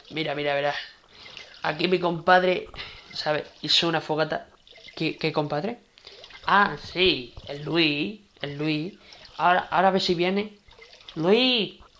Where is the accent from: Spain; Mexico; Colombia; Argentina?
Spain; Seville, Andalusia; now in Lugo, Spain; Mami, yo realmente soy de Sevilla, pero me vine aquí al Lugo Mm. Me vine aquí a Lugo a vivir porque era una zona bonita